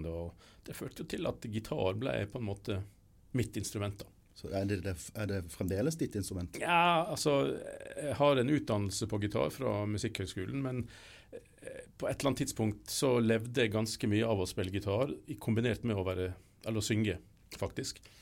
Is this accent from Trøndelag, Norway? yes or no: no; Ørsta, Møre og Romsdal, Norway; moved away; Jeg er opprinnelig sunnmøring, men, eh, og fra Ørsta på Sunnmøre. Men eh, jeg flytta jo ut der for 1000 år siden nesten, så jeg har bodd mye lenger vekk fra Sunnmøre enn på Sunnmøre.